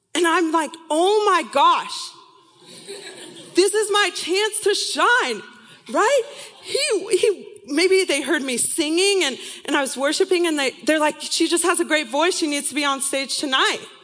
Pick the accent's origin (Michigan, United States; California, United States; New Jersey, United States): California, United States; San Diego; moved away as an adult; also born or lived in Irvine, California; now in Seattle, United States; I'm from, was born and raised in San Diego, California